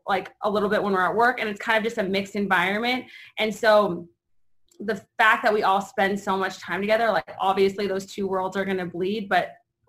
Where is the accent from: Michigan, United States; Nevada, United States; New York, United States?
Nevada, United States; Las Vegas; I was born here in 1990